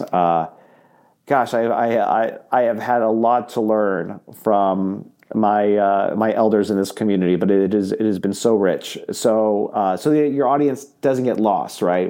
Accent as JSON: {"language": "English", "region": "Southern California", "country": "United States", "moved": "yes", "lives_now": "Iowa, United States", "said": "I'm originally from Southern California."}